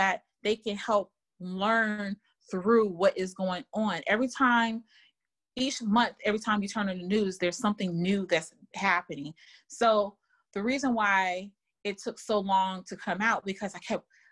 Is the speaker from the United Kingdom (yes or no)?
no; Germany; moved away; I grew up in Germany